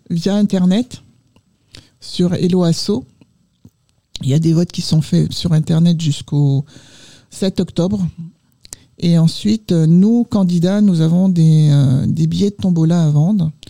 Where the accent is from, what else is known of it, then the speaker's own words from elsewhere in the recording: Martinique; now in Île-de-France, France; Moi, je suis pilote du Nord. Mais quand on est martiniquais, on est martiniquais